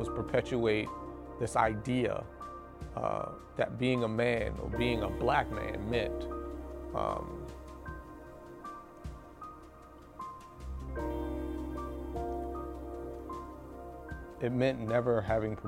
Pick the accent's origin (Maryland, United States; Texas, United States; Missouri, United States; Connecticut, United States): Maryland, United States; Baltimore; I lived growing up in West Baltimore